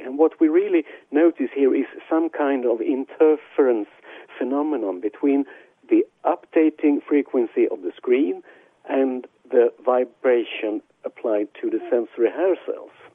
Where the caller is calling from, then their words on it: Israel; I'm calling from Israel.